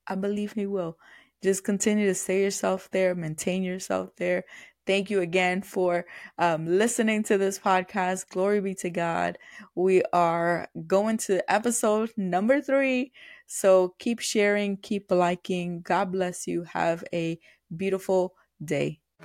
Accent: New York, United States; moved away; I'm from New York

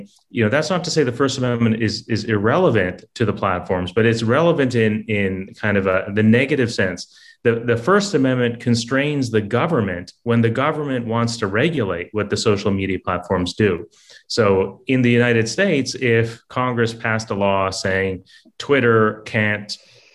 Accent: Canada; I'm Canadian myself

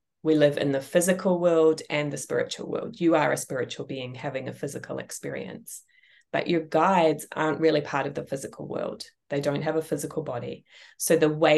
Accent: New Zealand; also born or lived in England; now in United States; I left my home country of New Zealand. I first moved to England. I then moved to the United States.

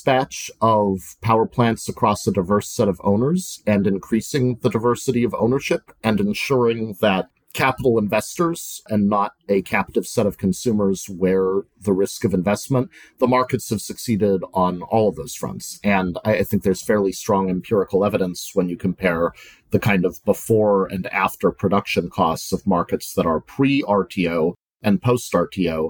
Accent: Montana, United States; born or raised there; moved away

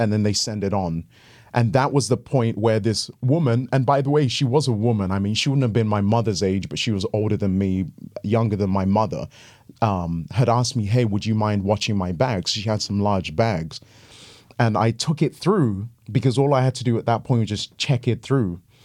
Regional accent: England, United Kingdom; moved away as an adult; also born or lived in Ghana / Seattle, United States; now in Walla Walla, United States; my experience growing up in England

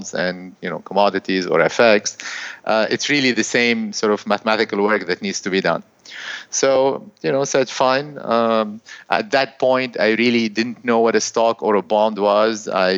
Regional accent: Beirut, Beirut Governorate, Lebanon; originally, I'm from Beirut, Lebanon. I graduated from Caltech in 1992.

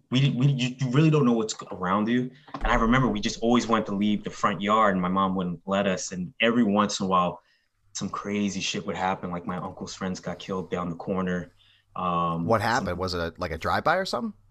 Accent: Philadelphia, Pennsylvania, United States; I grew up in the Kensington Hospital. I was born there

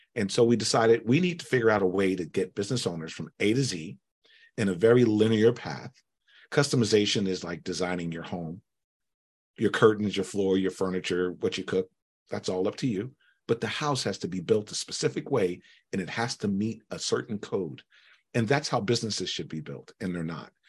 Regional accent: United States; I was born here in the United States.

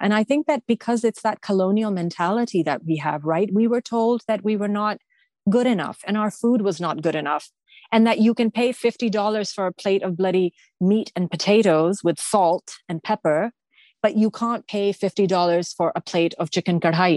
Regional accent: Canada; I may have the Pakistani, Afghan, Persian background, but I am a Canadian

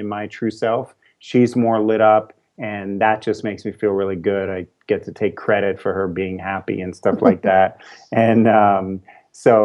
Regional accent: New York City, New York, United States; now in California, United States; I'm a New Yorker. I was born and raised in New York City, and part of my journey was moving out here to California

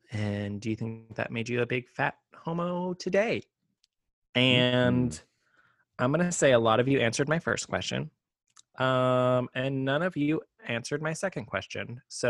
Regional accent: Texas, United States; where I grew up in the Hill Country, it floods pretty intensely, like once a year

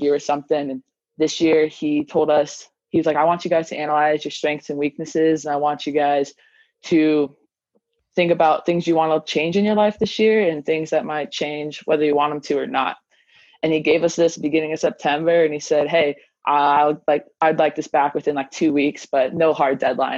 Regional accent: Libby, Montana, United States; I grew up in Libby, which is a crazy small town in Northwest Montana.

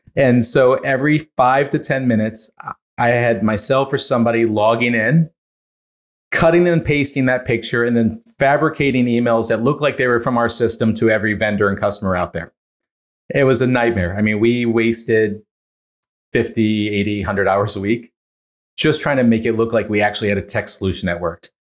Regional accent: Northeast, United States; now in Montclair, New Jersey, United States; I grew up fairly poor in the Northeast

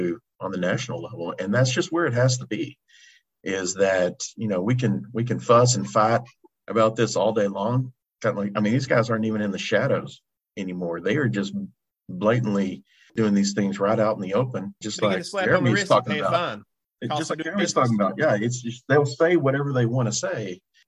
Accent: Texas, United States; I'm from Texas. I'm working in Michigan this week. Yeah, I am. I live in San Antonio

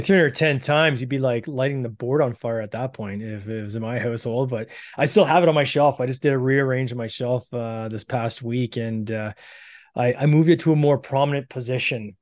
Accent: Canada; accent: Canadian; I'm Canadian. I got this weird accent.

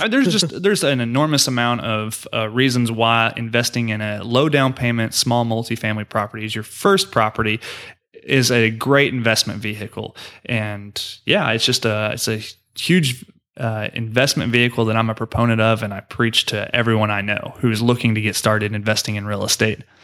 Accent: Oklahoma, United States; now in Houston, United States; I am from Oklahoma, like I mentioned earlier in the show, and that's where my family is

